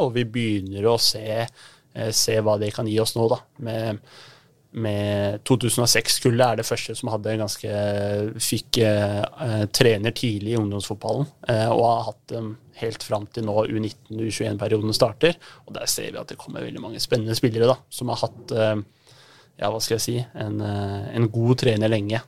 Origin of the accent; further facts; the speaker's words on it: Oslo, Norway; also born or lived in Veitvet; Høybråten-gutt. Ja. Så flytta far til Veitvet, så ja rundt omkring i Grudalen